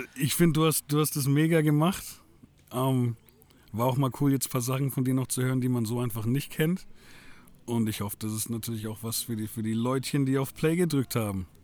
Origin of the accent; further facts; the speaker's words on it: Franconia, Bavaria, Germany; ich selbst als Franke